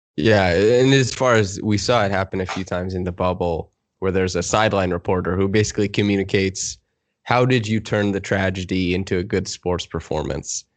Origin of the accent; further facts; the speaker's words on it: Saskatchewan, Canada; I'm from Saskatchewan